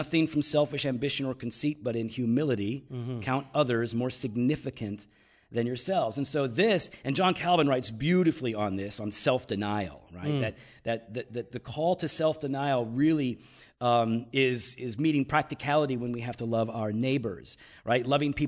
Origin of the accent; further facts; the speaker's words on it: Chicago, Illinois, United States; We're from Chicago. We have a lot of good pizza, and that was pretty bad.